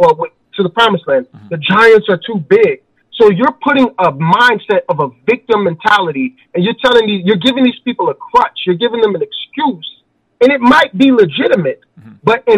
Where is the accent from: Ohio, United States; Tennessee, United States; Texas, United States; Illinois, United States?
Illinois, United States; Chicago; also born or lived in Wiesbaden, Germany; I was born in Wiesbaden. My mother left St. Thomas, the Virgin Islands, and she moved to Chicago. She said the Lord told her to. We had no family. We had no money. We grew up in a shelter.